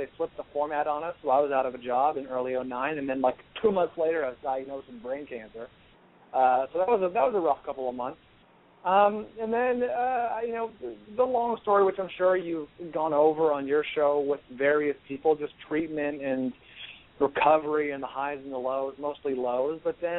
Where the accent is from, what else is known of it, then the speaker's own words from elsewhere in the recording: California, United States; and I'm from the Bay Area, the San Francisco Bay Area.